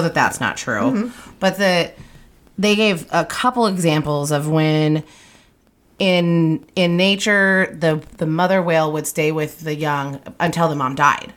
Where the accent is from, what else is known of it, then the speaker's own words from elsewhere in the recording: Nebraska, United States; growing up in Nebraska